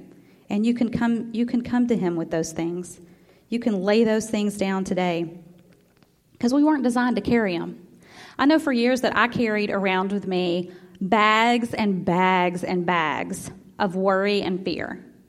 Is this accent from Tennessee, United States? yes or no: yes; Memphis, Tennessee, United States; born there; my whole family was born in Iuka, Mississippi, and I was born in Memphis, but just barely.